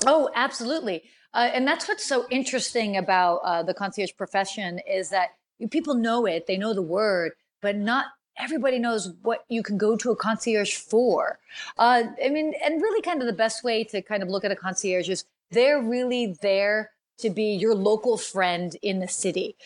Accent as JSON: {"language": "English", "country": "United States", "tie": "born or raised there", "also_born_or_lived": "Washington, D.C.", "said": "although I'm American and I was born in the States, I spent a good chunk of my childhood traveling"}